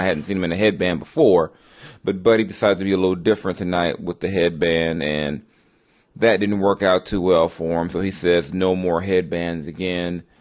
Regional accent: Los Angeles, California, United States; moved away; from Los Angeles, my hometown

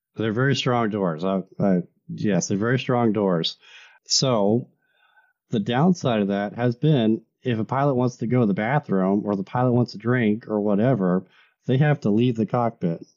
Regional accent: United States

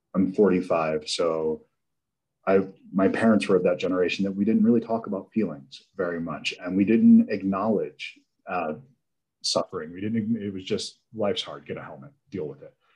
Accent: Delaware, United States; I was raised in Delaware.

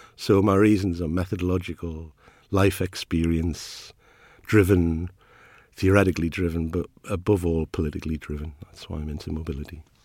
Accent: Ashington, North East England, United Kingdom; I am from Ashington. Uh, my family are a coal mining family.

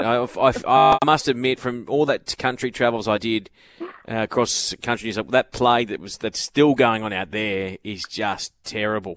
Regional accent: Brisbane, Queensland, Australia; now in Sydney, Australia; I grew up in Brisbane

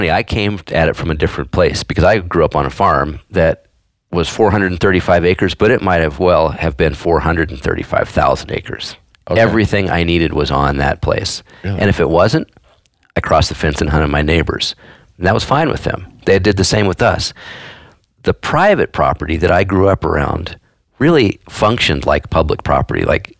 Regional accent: Missouri, United States; accent: Missouri; now in Montana, United States

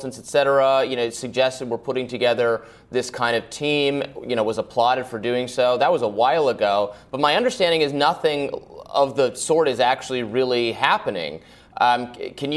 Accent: Michigan, United States; I'm from Michigan.

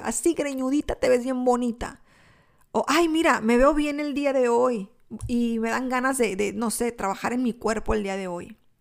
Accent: Mexico; now in United States; yo soy mexicana, nací en México

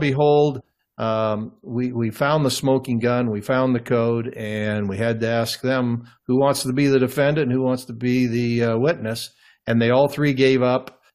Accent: Cooper, Midwest, United States; moved away; my hometown, that little town of 50 farm community

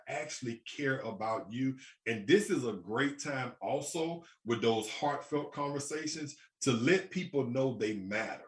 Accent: Birmingham, Alabama, United States; I'm from Birmingham, Alabama

